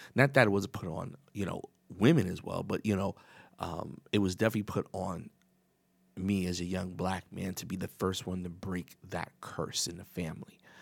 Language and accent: English; New York City, New York, United States; I was raised in New York, the Bronx